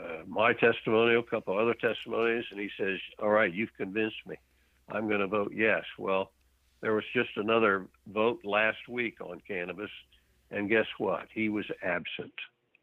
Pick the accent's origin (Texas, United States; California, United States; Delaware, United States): Texas, United States; being a Texan